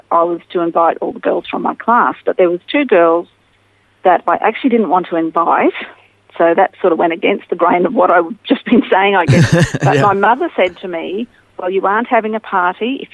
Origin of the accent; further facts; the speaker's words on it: Townsville, Queensland, Australia; also born or lived in Mackay, Queensland; I was born in Mackay, but I moved to Townsville. So Mackay's in North Queensland, but Townsville's about 4 hours drive north of there. And we moved there when I was 7 months old. And I grew up there